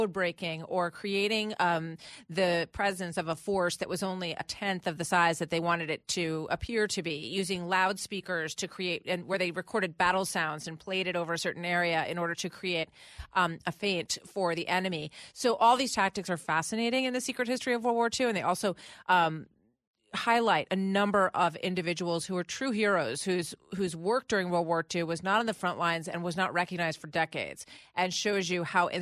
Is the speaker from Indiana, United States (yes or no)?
no; New Jersey, United States; We're from New Jersey